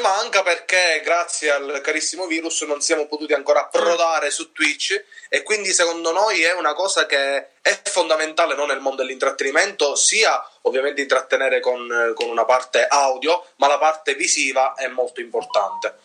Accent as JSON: {"language": "Italian", "region": "Sicily", "country": "Italy", "said": "noi siciliani"}